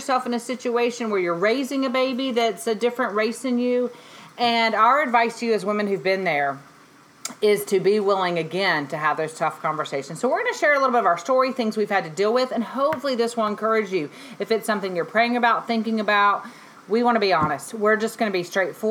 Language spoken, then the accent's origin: English; Mississippi, United States; I grew up in Mississippi, and they were so fascinated that I grew up eating collard greens